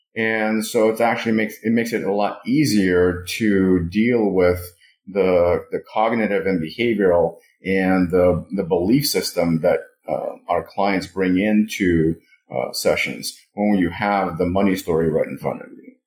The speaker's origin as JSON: {"language": "English", "region": "Moscow", "country": "Russia", "tie": "born or raised there", "moved": "yes", "lives_now": "United States", "said": "I was born and raised in Moscow"}